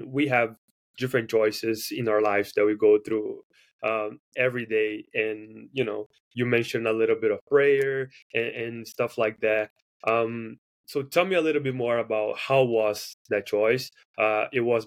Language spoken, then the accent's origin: English; Brazil; now in United States; I'm from Brazil